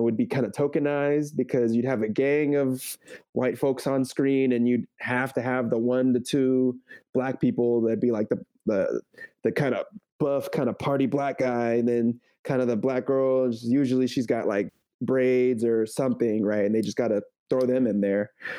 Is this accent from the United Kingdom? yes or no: no; San Jose, California, United States; now in San Francisco, United States; Growing up in San Jose, for the most part, I was a lot more comfortable with my Mexican style.